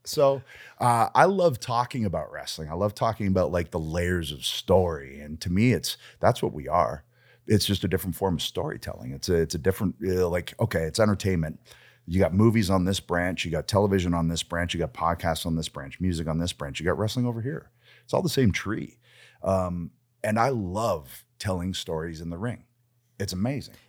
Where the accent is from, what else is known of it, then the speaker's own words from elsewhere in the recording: Canada; I'm Canadian